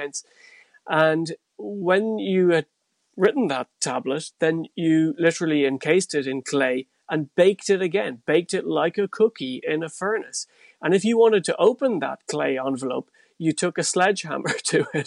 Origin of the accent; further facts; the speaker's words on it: North Tipperary, Ireland; When I grew up in North Tipperary